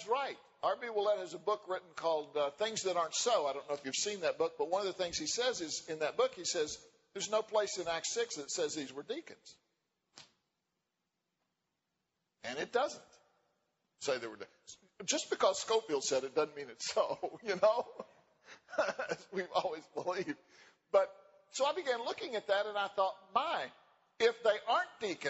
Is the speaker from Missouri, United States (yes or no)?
no; West Virginia, United States; moved away; I'm from West Virginia